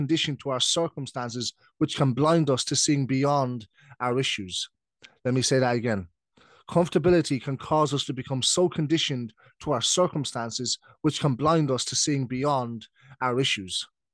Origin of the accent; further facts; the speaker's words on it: Ireland; also born or lived in United Kingdom; I'm British, but I've been living in Ireland since I was 7. So I'm now 26. So that's 19 years. So basically, I'm Irish.